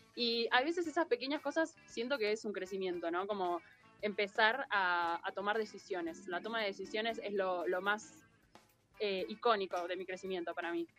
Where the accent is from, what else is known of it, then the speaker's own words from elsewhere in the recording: Buenos Aires, Argentina; A los porteños que venimos de Buenos Aires sale más caro